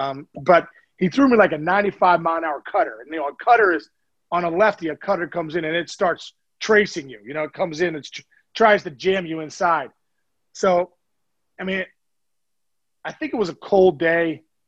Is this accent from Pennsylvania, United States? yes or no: yes; Pittsburgh, Pennsylvania, United States; such a big thing for us growing up in Pittsburgh.